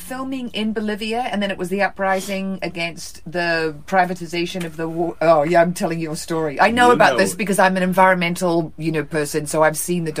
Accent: Wellington, New Zealand; I was born in Wellington

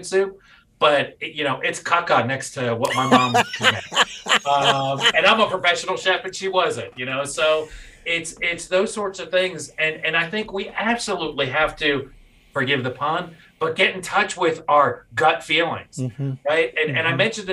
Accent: New York City, New York, United States; I'm a native New York City boy and grew up around there

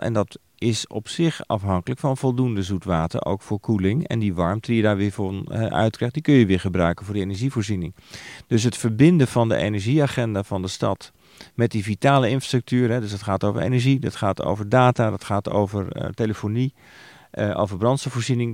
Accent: Netherlands

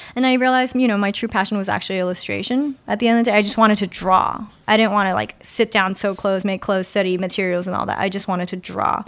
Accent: New York City, New York, United States; I'm actually a native New Yorker, and I take a lot of pride in that. I'm born and raised in, uh, New York, in, in Queens, actually.

